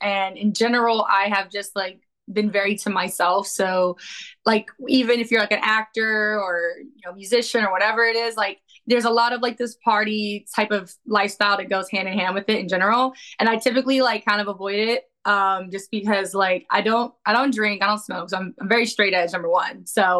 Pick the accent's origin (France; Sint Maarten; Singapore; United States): United States; New York; I'm from New York. I'm ready to punch you in your fucking face.